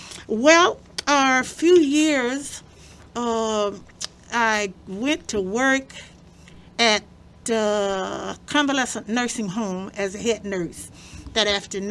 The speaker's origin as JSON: {"language": "English", "town": "Tyler", "region": "Alabama", "country": "United States", "tie": "born or raised there", "also_born_or_lived": "Brooklyn, New York", "moved": "as an adult", "lives_now": "Detroit, United States", "said": "As you've already told you, I'm a little country girl from Tyler, Alabama. Most people like to say, well, I'm from Selma. No, I'm from Tyler."}